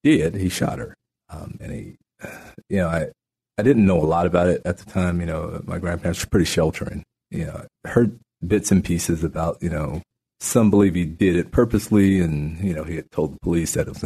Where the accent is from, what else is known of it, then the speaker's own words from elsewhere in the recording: New Mexico, United States; moved away as an adult; also born or lived in Natchitoches Parish, Louisiana; now in Shreveport, United States; my grandparents moved my brother and I to New Mexico, and I grew up in New Mexico